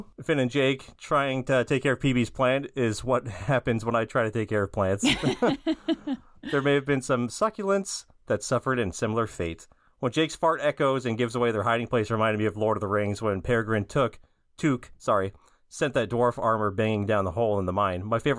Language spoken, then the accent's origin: English; Brazil; I'm from Brazil, and I love listening to your podcast.